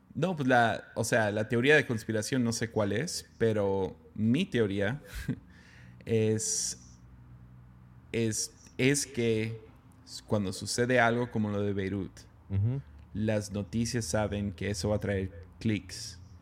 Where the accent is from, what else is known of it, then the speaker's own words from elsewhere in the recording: Mexico; siendo mexicano